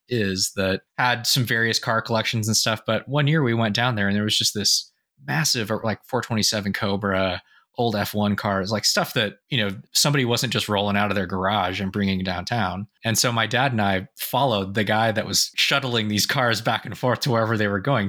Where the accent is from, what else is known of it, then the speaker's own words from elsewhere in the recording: Sausalito, California, United States; Sausalito, California, which was my hometown